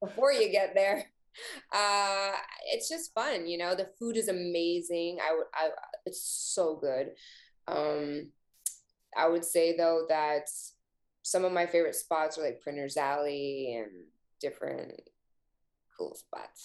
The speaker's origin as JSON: {"language": "English", "country": "Canada", "said": "being Canadian"}